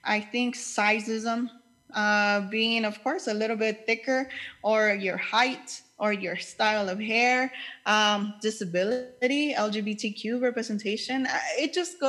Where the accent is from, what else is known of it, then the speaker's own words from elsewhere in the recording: Los Angeles, California, United States; I grew up in East